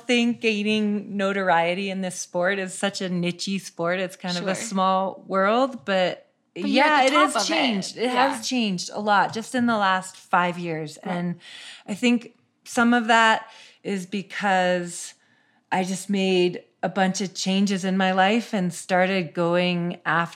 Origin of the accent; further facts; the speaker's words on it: Seattle, Washington, United States; I grew up in Seattle